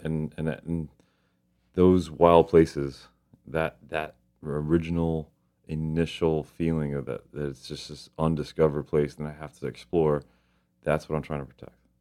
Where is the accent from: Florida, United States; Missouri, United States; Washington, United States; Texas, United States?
Florida, United States; Miami; I grew up in Miami, and Miami is a heavy fishing community.